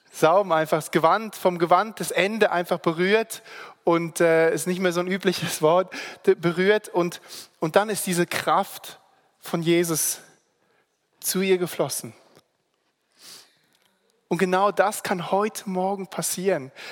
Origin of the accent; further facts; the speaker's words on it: Singapore; also born or lived in Germany; now in Switzerland; eben im Internat bin ich aufgewachsen in Singapur und ähm, habe bin dann nach Deutschland, habe meine Ausbildung gemacht.